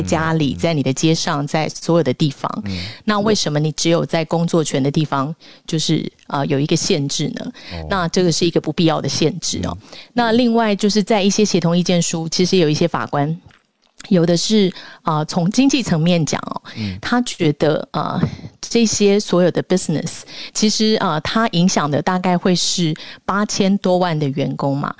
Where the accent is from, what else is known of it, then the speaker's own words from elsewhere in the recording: Taiwan; 我们台湾人